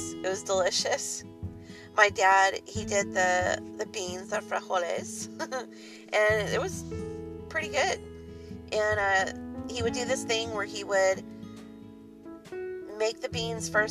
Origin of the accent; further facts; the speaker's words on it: Southern California, United States; I was raised in Southern California